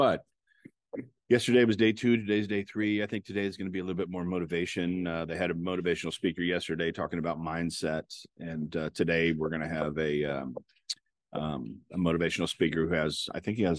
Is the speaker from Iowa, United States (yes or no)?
yes; Robbins, Iowa, United States; I'm from Robbins, Iowa.